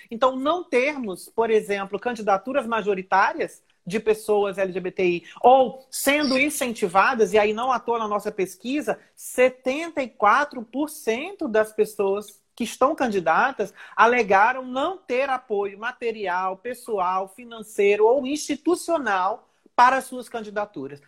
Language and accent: Portuguese; Niterói, Rio de Janeiro, Brazil; eu sou de Niterói